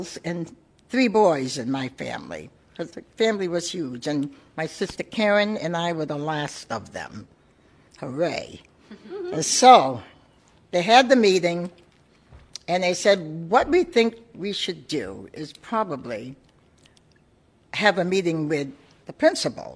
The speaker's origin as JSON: {"language": "English", "town": "Portsmouth", "region": "New Hampshire", "country": "United States", "tie": "born or raised there", "said": "growing up in New England and Portsmouth, being born and raised here"}